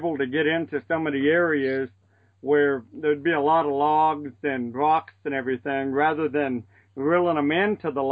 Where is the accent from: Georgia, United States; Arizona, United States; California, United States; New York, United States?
Arizona, United States; La Paz County, Colorado River; I was born in the La Paz County. At the time, it was Yuma County. I grew up on the Colorado River hunting and fishing